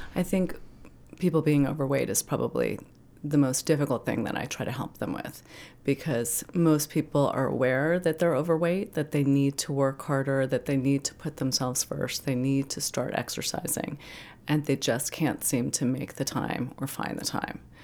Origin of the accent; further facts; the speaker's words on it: New York City, New York, United States; moved away as an adult; now in Maine, United States; I grew up in Manhattan